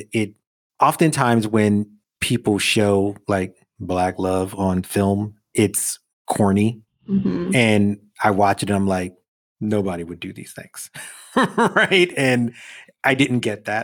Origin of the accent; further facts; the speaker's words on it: New York, United States; I grew up in New York